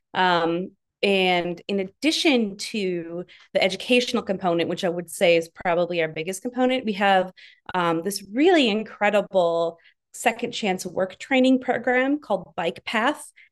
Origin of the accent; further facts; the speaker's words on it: northern Wisconsin, United States; now in New York City, United States; I was actually born and raised in the Midwest, in, um, northern Wisconsin, in the woods